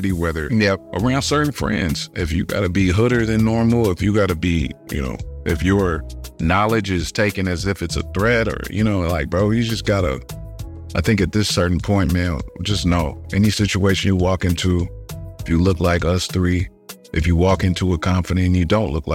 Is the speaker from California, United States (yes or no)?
yes; Tustin, California, United States; growing up in Tustin, it's Orange County, California